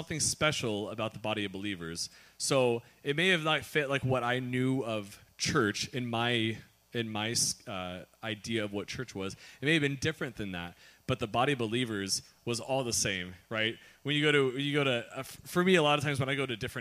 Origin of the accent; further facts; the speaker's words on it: Kansas City, Missouri, United States; moved away; we were staying in my hometown in Kansas City, Missouri